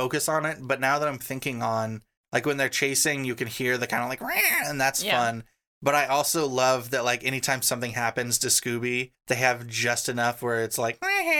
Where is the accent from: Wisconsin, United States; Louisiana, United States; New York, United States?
Louisiana, United States; New Orleans; I'm from New Orleans, and it's just like a little too much.